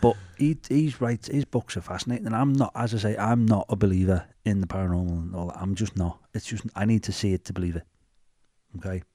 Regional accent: Bootle, North West England, United Kingdom; accent: Scouse; we're from Bootle.

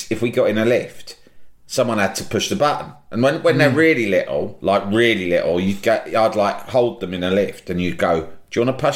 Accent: Sunderland, North East England, United Kingdom; nah, you're all right. I'm from

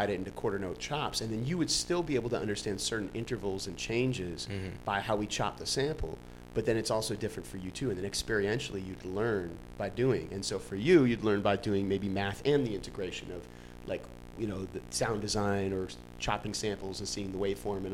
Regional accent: New York City, New York, United States; I was growing up in New York in the 1990s in the golden era of hip hop

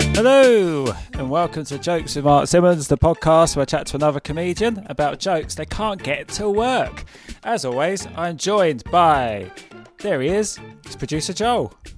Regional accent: England, United Kingdom; accent: southern

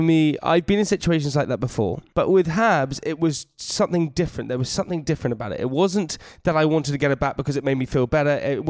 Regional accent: United Kingdom; being British

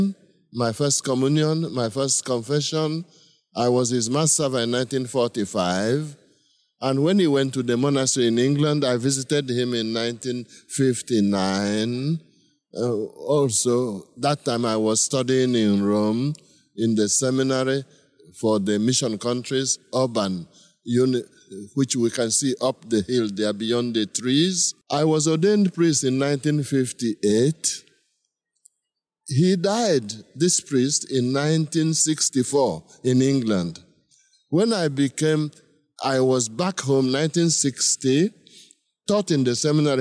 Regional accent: village in Onitsha Archdiocese, Anambra, Nigeria; I'm from Nigeria, from a village in Onitsha Archdiocese in the south central of Nigeria.

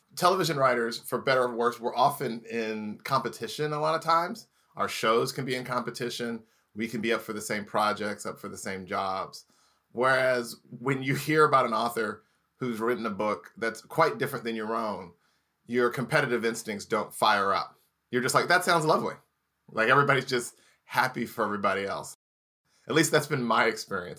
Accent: Indianapolis, Indiana, United States; moved away; also born or lived in Los Angeles; grew up in Indiana, Indianapolis, Indiana

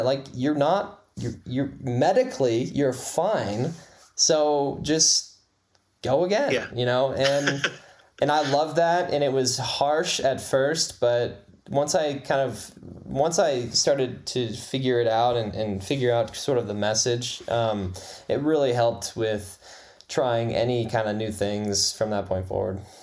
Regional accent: Lawrenceburg, Indiana, United States; also born or lived in Fort Wayne, Indiana; I was born in Fort Wayne and then started in Lawrenceburg when I was about one

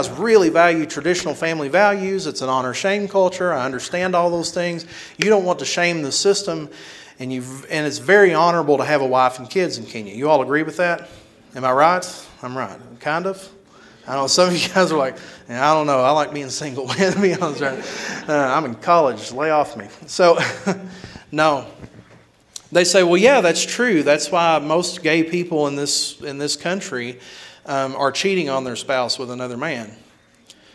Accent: Kentucky, United States; moved away as an adult; now in Houston, United States; I live in a very small village of a hometown back in Kentucky before I moved to Houston, Texas

